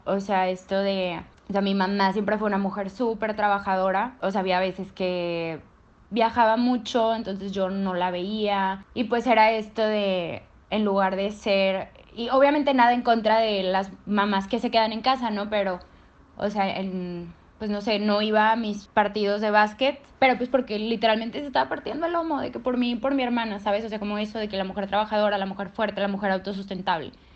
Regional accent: Monterrey, Nuevo León, Mexico; estudio Derecho en la UDEM y soy de Monterrey

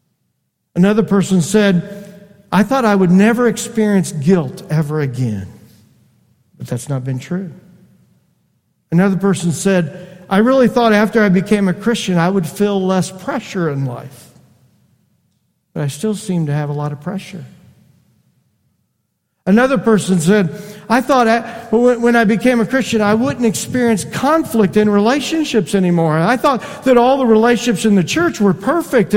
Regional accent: Indiana, United States; I grew up in Indiana.

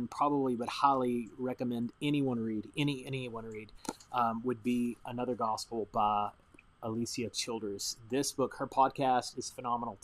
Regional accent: United States; as a Westerner, as an American

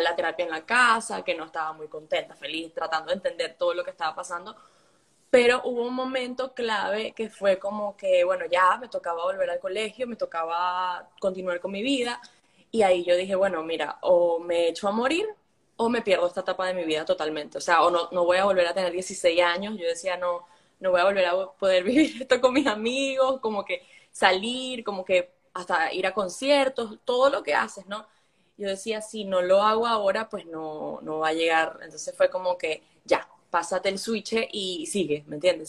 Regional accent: Venezuela; now in United States; creciendo en Venezuela

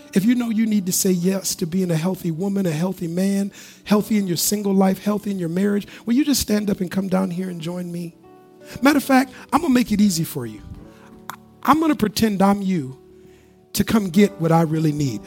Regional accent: United States; when we were growing up in the United States

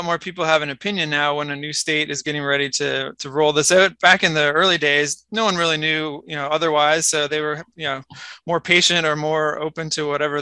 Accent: Canada; accent: Canadian; also born or lived in Denver, United States; now in Virginia, United States; they might notice a slight accent, and it's not a Virginia accent, it's a Canadian accent. So I'm originally from Canada

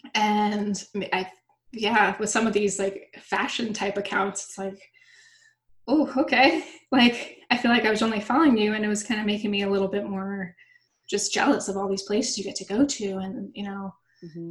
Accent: Florida, United States; moved away; I'm from Florida originally

